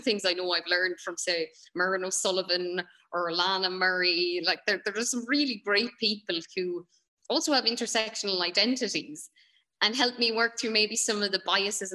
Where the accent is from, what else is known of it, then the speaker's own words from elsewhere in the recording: Ireland; we're Irish, we're Western.